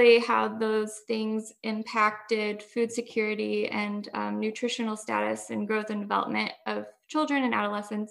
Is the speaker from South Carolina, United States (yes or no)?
no; Mitchell, Indiana, United States; I'm from Southern Indiana